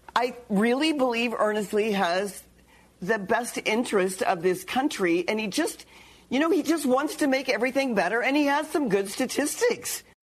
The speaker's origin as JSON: {"language": "English", "region": "Midwest", "country": "United States", "said": "I'm from the Midwest"}